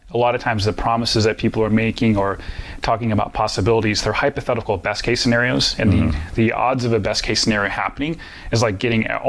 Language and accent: English; Midwest, United States; Well, growing up in the Midwest in general, I find that there's different values that people in the Midwest have